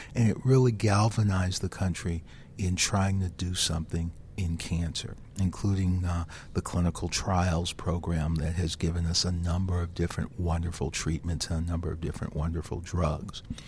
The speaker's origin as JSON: {"language": "English", "town": "Detroit", "region": "Michigan", "country": "United States", "tie": "born or raised there", "said": "I grew up in the inner city of Detroit"}